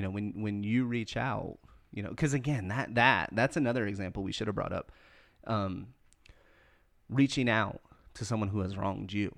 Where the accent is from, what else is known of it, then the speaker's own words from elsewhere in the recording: the South, United States; I'm born and raised in the South